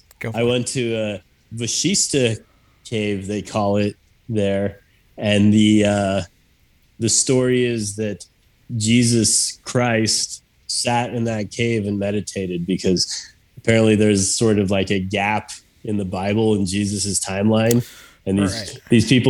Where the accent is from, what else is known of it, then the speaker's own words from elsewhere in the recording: Mexico City, Mexico; born there; I was born in Mexico City, which I think at one point was like the most densely populated city or something